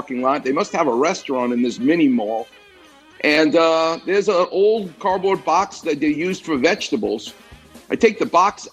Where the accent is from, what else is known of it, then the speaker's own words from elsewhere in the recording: New York, United States; moved away; I'm from New York.